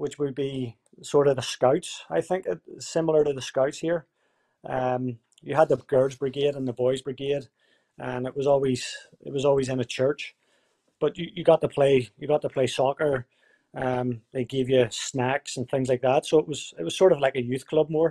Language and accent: English; Belfast, Northern Ireland, United Kingdom; moved away as an adult; also born or lived in Canada; now in Winnipeg, Canada; growing up in Belfast, the area that I grew up